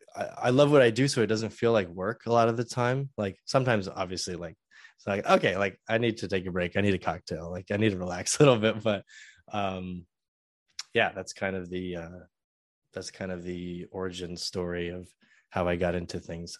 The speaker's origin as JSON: {"language": "English", "region": "Southern California", "country": "United States", "also_born_or_lived": "San Francisco / Purdue (Indiana)", "moved": "as an adult", "said": "I originally started college um, at San Francisco State because I'm from Southern California"}